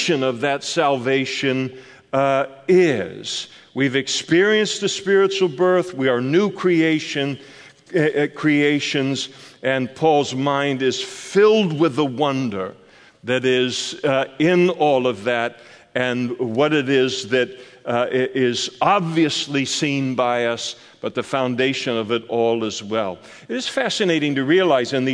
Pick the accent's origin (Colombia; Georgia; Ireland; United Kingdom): United Kingdom; Scotland; I'm a Scot.